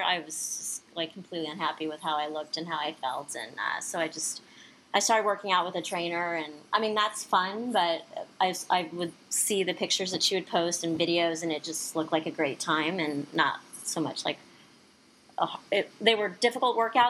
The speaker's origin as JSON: {"language": "English", "town": "Houston", "region": "Texas", "country": "United States", "also_born_or_lived": "Washington, United States", "lives_now": "Austin, United States", "said": "Well, I am originally from Houston"}